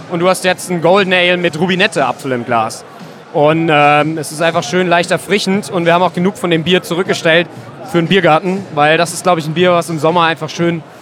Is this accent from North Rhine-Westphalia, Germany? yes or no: no; Mainz, Rhineland-Palatinate, Germany; als Mainzer ist der Frankfurter Markt für uns sogar relativ wichtig